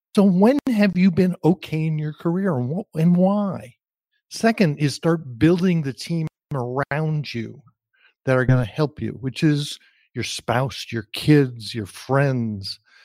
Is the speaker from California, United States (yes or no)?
no; New Jersey, United States; moved away; also born or lived in Austin; growing up in New Jersey. I grew up in an entirely Jewish community